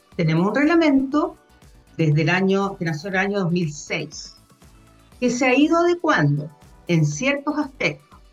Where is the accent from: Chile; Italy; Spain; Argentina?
Chile; Viña del Mar, Valparaíso; moved away; also born or lived in Concepción; yo originalmente soy de Viña